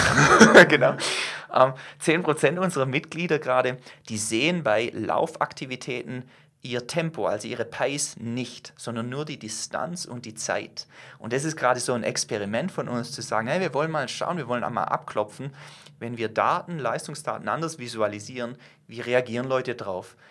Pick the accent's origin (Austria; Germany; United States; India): Germany; wir als Deutsche, zähle ich mich selber dazu